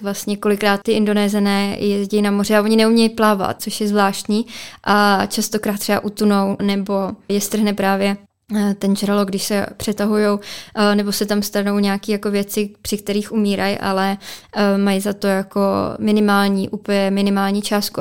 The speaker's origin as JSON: {"language": "Czech", "town": "Česká Skalice", "region": "Hradec Králové Region", "country": "Czechia", "said": "já jsem totiž z Český skalice"}